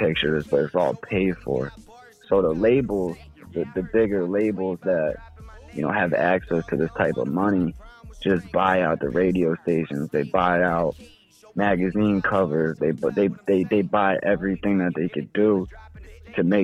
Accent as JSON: {"language": "English", "region": "New York", "country": "United States", "said": "I'm from New York, and I really like the authentic New York, like lyrical rap"}